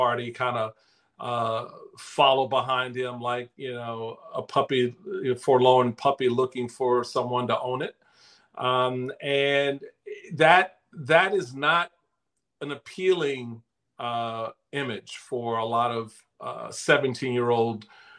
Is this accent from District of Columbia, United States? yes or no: yes; Washington, District of Columbia, United States; I grew up in Washington, D.C., heavily Democratic city, Democratic family